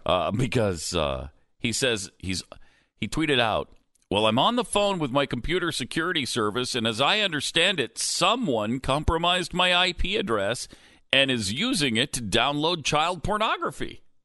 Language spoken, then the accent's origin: English; Montana, United States; I grew up in Montana